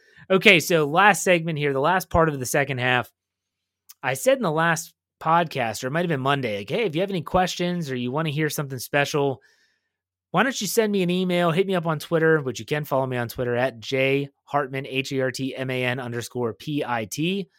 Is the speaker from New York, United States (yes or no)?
no; Wheeling, West Virginia, United States; So I grew up in Wheeling, West Virginia.